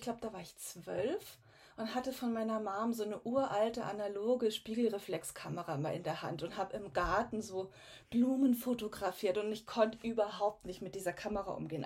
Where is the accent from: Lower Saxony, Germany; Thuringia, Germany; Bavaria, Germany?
Bavaria, Germany; Garmisch-Partenkirchen; also born or lived in Munich; Ich komme aus ganz aus dem Süden von Deutschland, aus Garmisch-Partenkirchen, äh, mitten in den Bergen, also bin hier auch aufgewachsen.